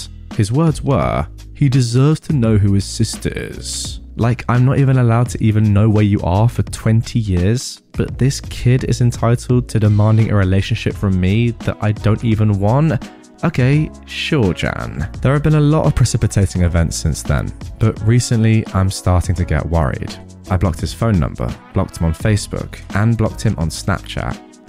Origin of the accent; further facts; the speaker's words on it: Hawaii, United States; He's from the Caribbean. I grew up in Hawaii. My mum is American.